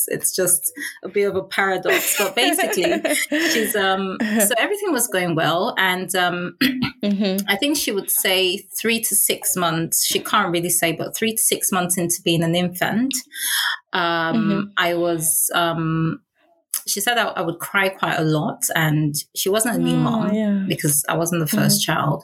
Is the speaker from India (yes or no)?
no; Nigeria; now in London, United Kingdom; I was born in London. My parents took us back to Nigeria. So I grew up there.